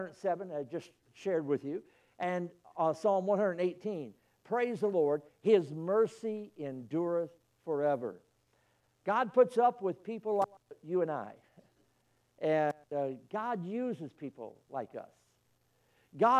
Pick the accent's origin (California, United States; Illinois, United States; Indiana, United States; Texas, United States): Illinois, United States; moved away; I was born in Illinois